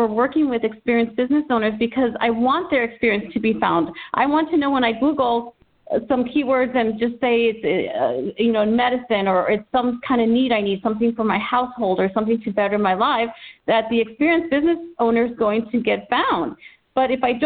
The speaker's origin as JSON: {"language": "English", "region": "Texas", "country": "United States", "tie": "born or raised there", "moved": "as an adult", "lives_now": "Southern California, United States", "said": "I'm originally from Texas, born and raised. I've lived in Southern California for 17 years"}